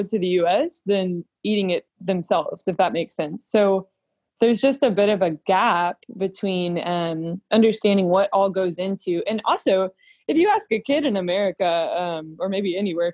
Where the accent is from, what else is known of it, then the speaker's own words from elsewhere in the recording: Round Rock, Texas, United States; I am from Round Rock, Texas, so north of Austin